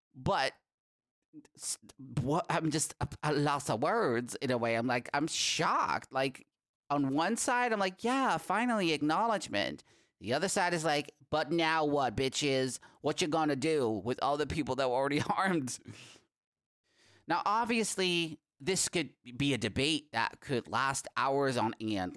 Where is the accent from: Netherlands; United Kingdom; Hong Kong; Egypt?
Netherlands; English is a second language; my country, the Netherlands